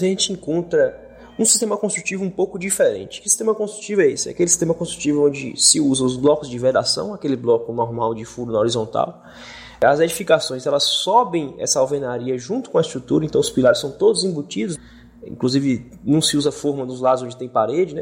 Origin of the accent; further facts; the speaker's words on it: Brumado, Bahia, Brazil; also born or lived in Salvador; vim para cá porque aqui é minha cidade natal e eu sempre gostei daqui